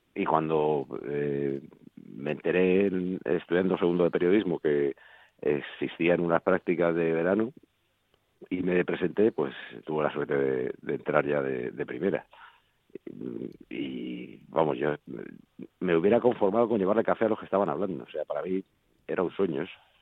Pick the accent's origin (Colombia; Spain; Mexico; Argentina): Spain; Madrid, Community of Madrid; also born or lived in Folgueras, Asturias; también me siento madrileño, claro, porque nací aquí. Pero es verdad que pasé tantos meses de mi vida, hasta los 20 años en, en Folgueras